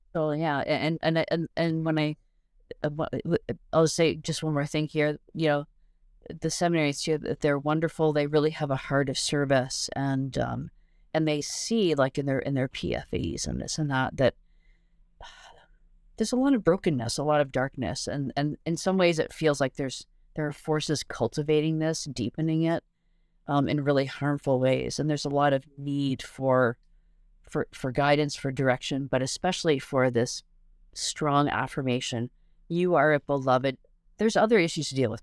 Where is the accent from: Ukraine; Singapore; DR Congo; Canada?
Canada; also born or lived in England; now in United States; I'm Canadian, but I have a green card